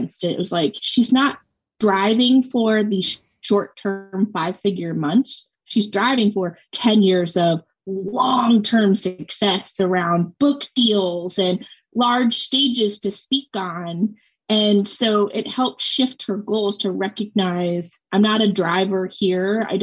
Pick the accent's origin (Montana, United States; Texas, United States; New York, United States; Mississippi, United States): Montana, United States; moved away; So I'm from Montana originally.